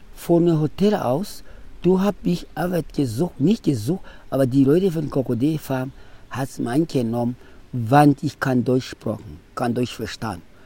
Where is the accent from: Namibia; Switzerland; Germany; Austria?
Namibia; German is a second language; now in Otjiwarongo, Namibia; Ich bin aufgewachsen in Wambuland und Ganjera. Okay. Und haben da geboren und das da ausgewachsen